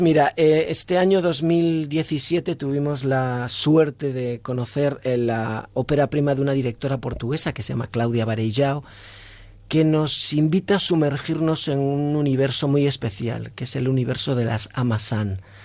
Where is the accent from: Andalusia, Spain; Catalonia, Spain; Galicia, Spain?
Galicia, Spain; yo soy gallego